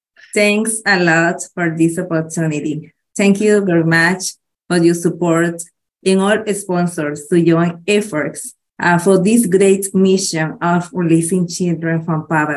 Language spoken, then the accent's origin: English; Managua, Nicaragua; Oh, yes. I'm from Nicaragua. I'm from Managua. Managua is the capital city of the country. I'm from Managua.